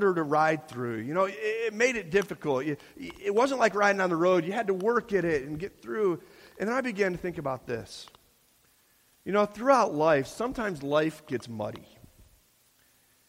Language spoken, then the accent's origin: English; Chicago, Illinois, United States; moved away as an adult; now in Pennsylvania, United States; we're from the Midwest. We're from Chicago